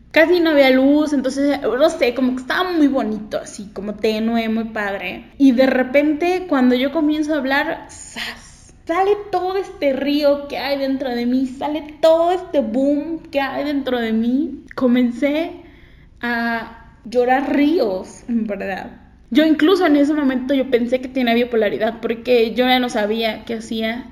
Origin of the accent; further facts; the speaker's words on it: Cuernavaca, Morelos, Mexico; yo soy de Cuernavaca